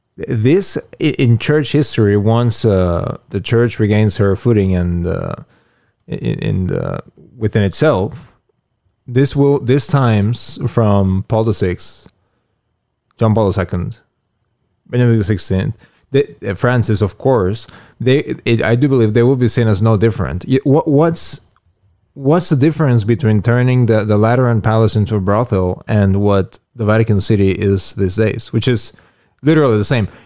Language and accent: English; Mexico; moved away; when I was, uh, little growing up in Moguls Hordo in Mexico